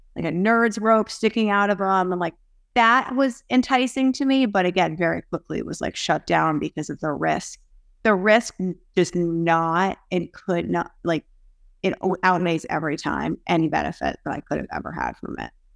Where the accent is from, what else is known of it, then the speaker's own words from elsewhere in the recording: Boston area, Massachusetts, United States; I am from the Boston area, so suburbs right outside of Boston